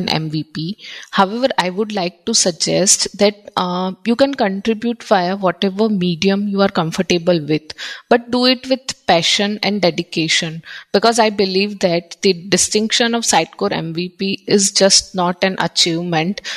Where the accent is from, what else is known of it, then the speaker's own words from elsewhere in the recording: India; I'm from India